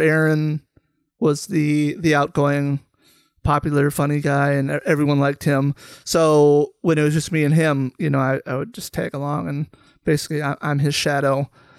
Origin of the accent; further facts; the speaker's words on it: Mayer, Minnesota, United States; also born or lived in Becker, Minnesota; I grew up in Minnesota. Most of my childhood was in Mayer, Minnesota, a small town kind of west of the city, is half hour, 45 minutes or so. And then I moved up to Becker, where we are now in fifth grade.